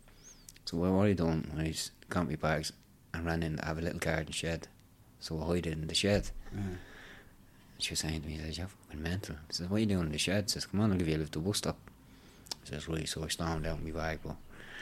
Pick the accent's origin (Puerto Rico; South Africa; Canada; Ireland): Ireland; Dublin, Leinster; I was from Ballymun